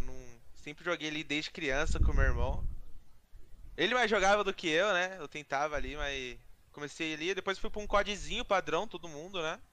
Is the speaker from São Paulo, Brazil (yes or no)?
yes; Campinas, São Paulo, Brazil; Sou de Campinas também